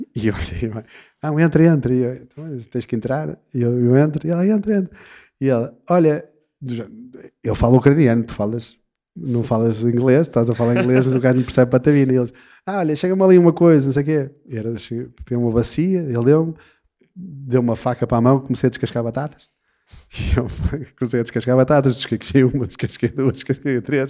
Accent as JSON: {"language": "Portuguese", "country": "Portugal", "said": "somos portugueses"}